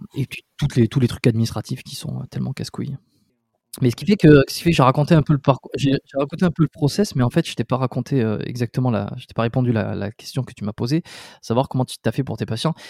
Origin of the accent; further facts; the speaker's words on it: Dax, Nouvelle-Aquitaine, France; moved away as an adult; also born or lived in Bordeaux; je suis né à Dax